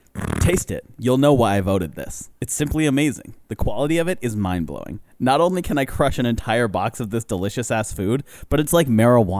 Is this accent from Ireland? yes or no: yes; Ireland; I'm Irish.